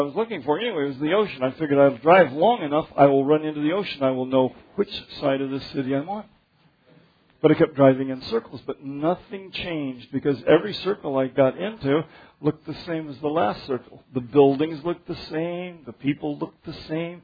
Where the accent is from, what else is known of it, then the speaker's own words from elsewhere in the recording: Denver, Colorado, United States; I grew up in Denver where things are laid out straight